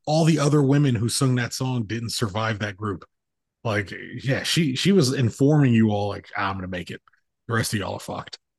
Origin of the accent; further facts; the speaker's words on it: Los Angeles, California, United States; moved away; growing up in Los Angeles